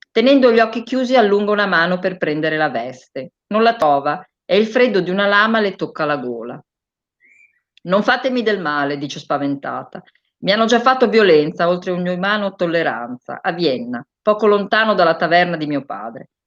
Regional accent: Bologna, Emilia-Romagna, Italy; io sono bolognese

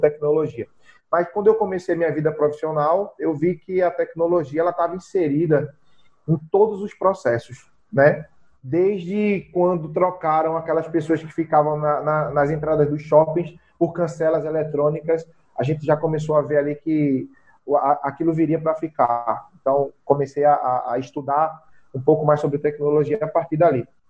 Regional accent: Zona da Mata, Pernambuco, Brazil; also born or lived in Recife metropolitan region; eu sou natural da zona da mata de Pernambuco, né? O famoso matuto, eu sou do interior da, de Pernambuco

